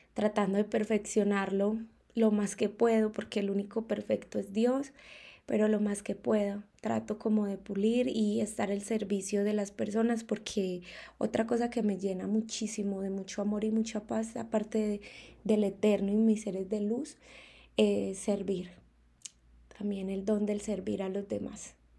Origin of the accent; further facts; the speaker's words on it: Colombia; moved away as an adult; now in Mexico; yo partí de mi país natal, que es Colombia, mi amada Colombia